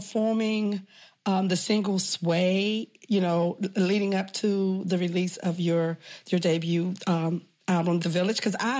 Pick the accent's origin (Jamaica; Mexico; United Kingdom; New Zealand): Jamaica; Yes, I'm a Jamaican. I'm always in Jamaica.